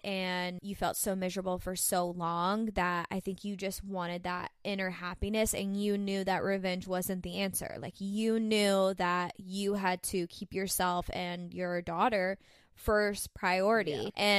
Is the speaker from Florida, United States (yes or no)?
yes; Florida, United States; I was new from Florida